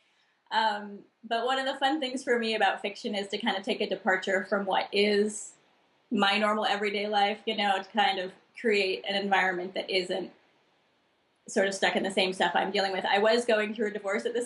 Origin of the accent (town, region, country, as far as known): El Cerrito, California, United States; born or raised there